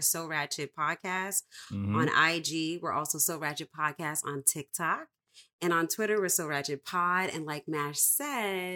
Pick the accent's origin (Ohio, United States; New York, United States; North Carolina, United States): New York, United States; New York City; I'm from Co-op City, Section 5.